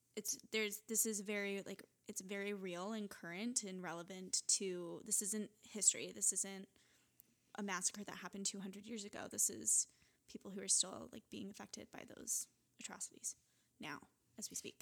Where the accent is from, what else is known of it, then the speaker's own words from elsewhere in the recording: Utah, United States; growing up in Utah